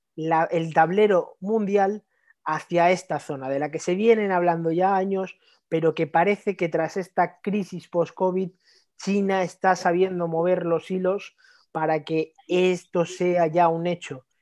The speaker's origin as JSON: {"language": "Spanish", "country": "Spain", "said": "desde el punto de vista como español"}